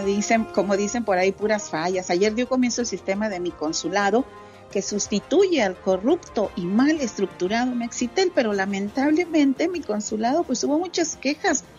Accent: Santa Catarina, Nuevo León, Mexico; now in Dallas, United States; mi pueblito, Santa Catarina, Nuevo León

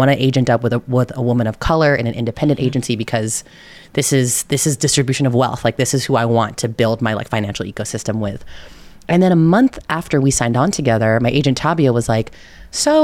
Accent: California Bay Area, United States; I am from the California Bay Area. I will say hella at every opportunity.

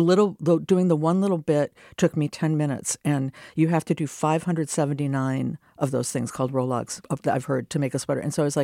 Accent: Minnesota, United States; Also, I'm from Minnesota, so we did that like, as you know, on a field trip.

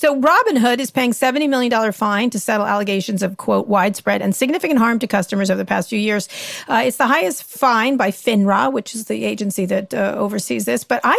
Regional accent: California, United States; I'm working on my book about, you know, growing up in Silicon Valley and covering it.

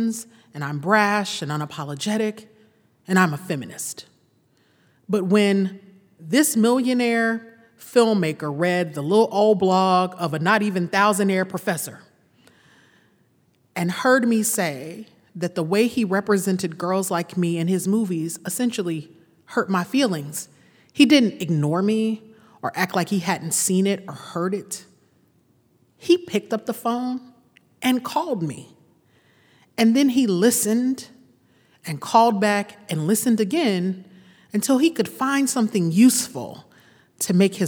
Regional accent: Louisiana, United States; We're both from Louisiana. We were both raised in the church

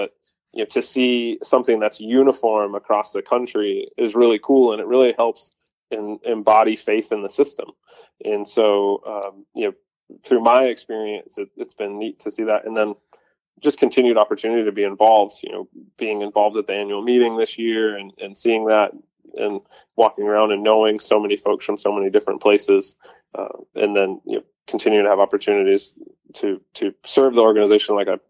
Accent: Northeast, United States; So for context, I grew up in the Northeast as a deer hunter.

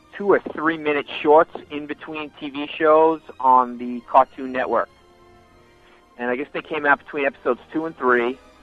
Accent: Long Island, New York, United States; I am from Long Island, New York.

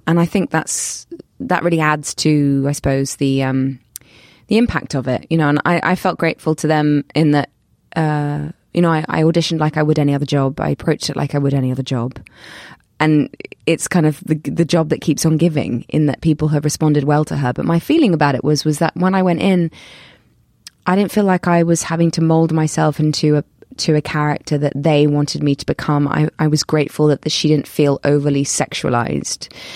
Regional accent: London, United Kingdom; accent: British; people kind of know me as a British actor 'cause of my accent and 'cause I'm from London

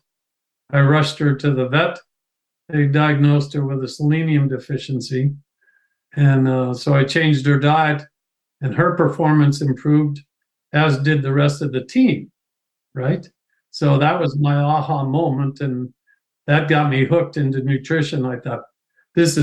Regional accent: Ohio, United States; moved away as an adult; also born or lived in Pennsylvania; I'm originally from Ohio

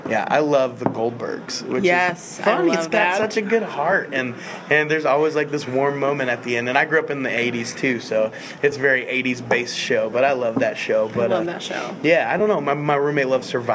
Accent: Terre Haute, Indiana, United States; I'm from Terre Haute, Indiana, but not far from Indy

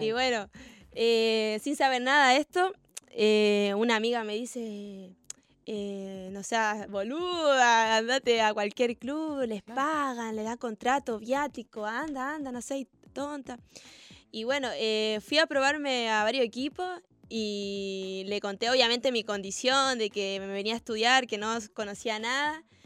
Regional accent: Antofagasta, Chile; moved away as an adult; now in Argentina; nací en Antofagasta, que es más cerca... Mm, cerca como de Perú

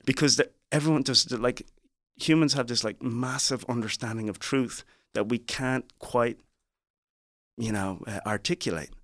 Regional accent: Dublin, Leinster, Ireland; accent: Irish; moved away as an adult; also born or lived in Liberia; now in United States; I'm from Dublin, Ireland

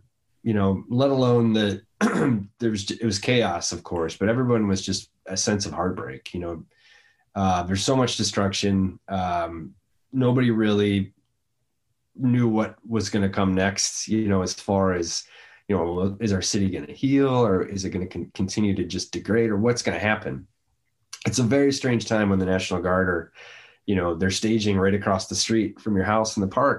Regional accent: Minneapolis, Minnesota, United States; whether it's New York or New Orleans or my hometown of Minneapolis.

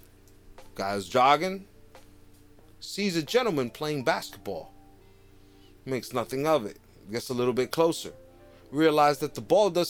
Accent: Jersey City, New Jersey, United States; I grew up on Communipaw and Pacific.

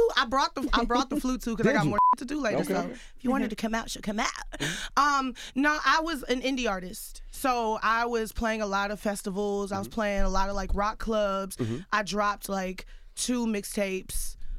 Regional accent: Houston, Texas, United States; born or raised there

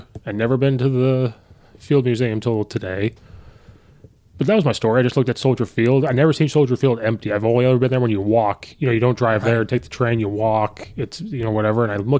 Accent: Central Illinois, United States; I'm from Central Illinois.

